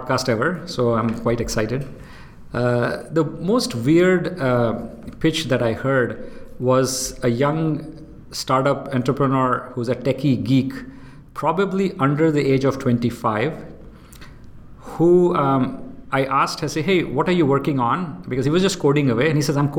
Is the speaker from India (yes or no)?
yes; India; moved away as an adult; also born or lived in Austin, Texas, United States / Houston, United States; now in Singapore; I'm born and brought up in India, and I went to undergrad college in India